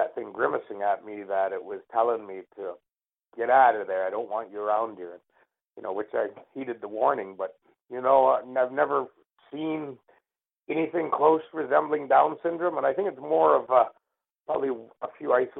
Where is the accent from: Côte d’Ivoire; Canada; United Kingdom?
Canada; as an Indian, an Indigenous person of Canada